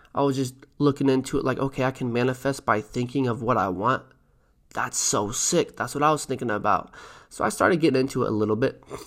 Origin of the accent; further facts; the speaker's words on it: Mill City, Oregon, United States; I'm from Mill City, Oregon